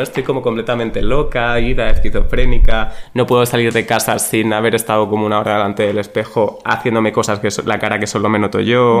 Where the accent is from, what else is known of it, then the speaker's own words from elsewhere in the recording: Extremadura, Spain; moved away; 06400, ese es el de mi pueblo